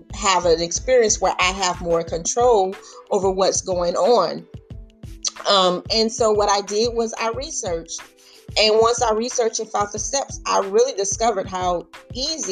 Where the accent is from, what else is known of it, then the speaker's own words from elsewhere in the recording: Louisiana, United States; my family, my hometown in Louisiana